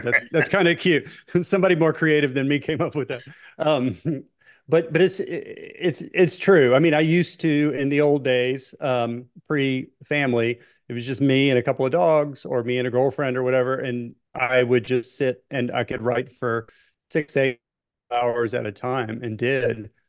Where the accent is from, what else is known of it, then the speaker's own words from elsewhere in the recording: Memphis, Tennessee, United States; also born or lived in Miami; I was born in Memphis and I live, as the crow flies, I live now about a mile from, you know, the house that I was brought home from the hospital